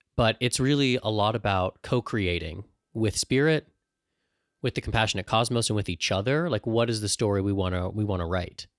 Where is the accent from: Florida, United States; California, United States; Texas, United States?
California, United States; San Diego; growing up in San Diego